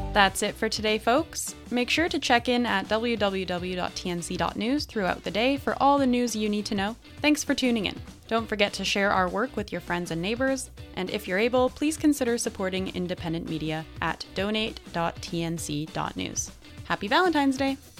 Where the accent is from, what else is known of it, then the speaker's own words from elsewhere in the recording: British Columbia, Canada; as a British Columbian